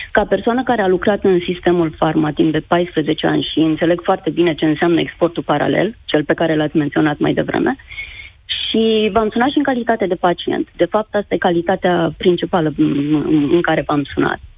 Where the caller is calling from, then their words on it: Iași, Iași County, Romania; Uh, bună ziua, uh … sunt din Iași, cu ceva emoții.